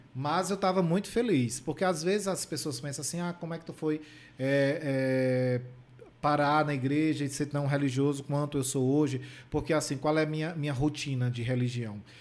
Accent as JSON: {"language": "Portuguese", "region": "Paraíba", "country": "Brazil", "moved": "yes", "said": "na minha terra, né, na Paraíba"}